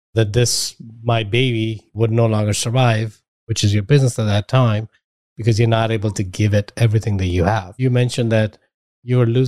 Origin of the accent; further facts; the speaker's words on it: India; now in United States; I grew up in India.